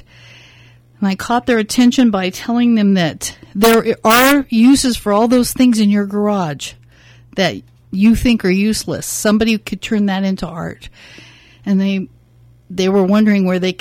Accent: Northern California, United States; also born or lived in Hollywood, California / San Fernando Valley, California; now in Napa, United States; we moved to Northern California, where I like to consider that where I grew up.

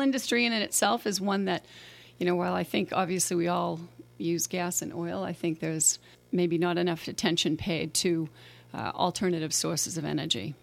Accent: Boston, Massachusetts, United States; moved away as an adult; now in St. Helena, United States; I was born in Boston

